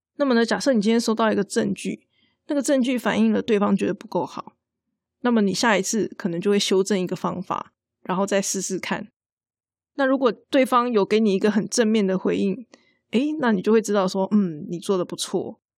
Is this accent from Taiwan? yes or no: yes; Taiwan; 我们台湾人很喜欢常常讲那个对不起嘛